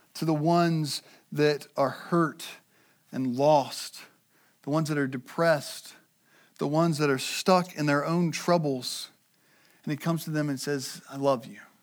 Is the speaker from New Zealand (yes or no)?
no; United States; we as American Christians